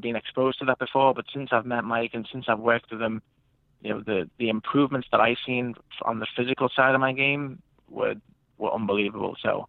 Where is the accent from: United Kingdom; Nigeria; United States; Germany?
United Kingdom; England; like we were talking about growing up in England, where you're one in a million of kids who are trying to make it.